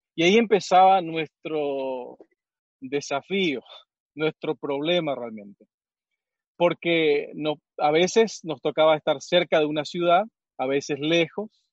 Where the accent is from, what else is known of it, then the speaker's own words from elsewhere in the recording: Misiones, Argentina; moved away; yo crecí en Misiones